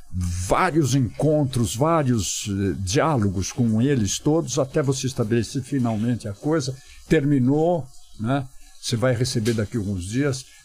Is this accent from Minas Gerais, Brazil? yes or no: no; São Roque, São Paulo, Brazil; Saí de São Roque, fui trabalhar num banco em São Paulo